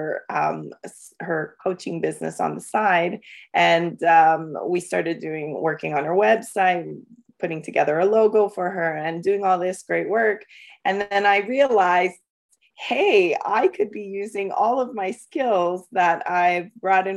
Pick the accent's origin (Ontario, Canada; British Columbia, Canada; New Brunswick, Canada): Ontario, Canada; London; also born or lived in El Salvador; I'm from London, Ontario, Canada. I've grown up here all my life. I came when I was five. I was born in El Salvador